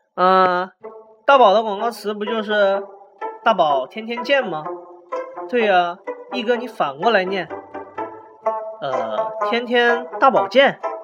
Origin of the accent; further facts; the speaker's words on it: China; 我们中国人